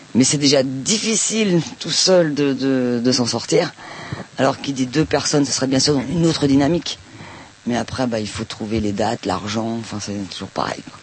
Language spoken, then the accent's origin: French; Palestine; now in France; je viens de Palestine